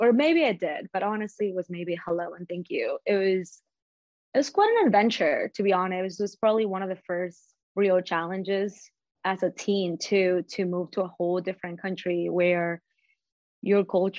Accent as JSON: {"language": "English", "town": "Las Vegas", "region": "Nevada", "country": "United States", "tie": "born or raised there", "said": "So I grew up here in Las Vegas and I've stayed."}